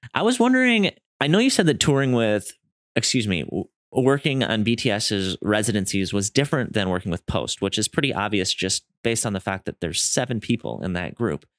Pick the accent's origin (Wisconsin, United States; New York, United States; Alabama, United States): Wisconsin, United States; moved away as an adult; also born or lived in San Diego; I'm from Wisconsin, so I moved